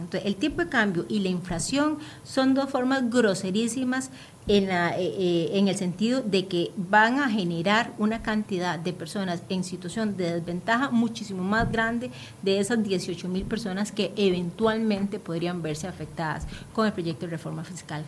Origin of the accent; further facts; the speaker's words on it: Limón, Costa Rica; moved away; yo soy de Limón y todas las semanas yo me regreso